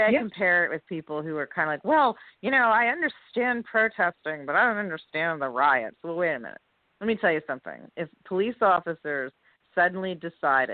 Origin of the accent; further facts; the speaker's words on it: New Jersey, United States; moved away as an adult; also born or lived in New York City; now in New York, United States; I grew up in Jersey, came to the city at 18 to go to school